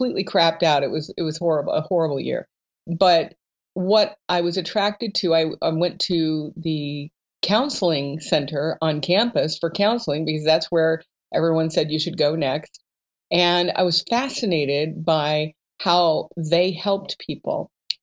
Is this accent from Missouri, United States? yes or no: yes; Columbia, Missouri, United States; I'm from Columbia, Missouri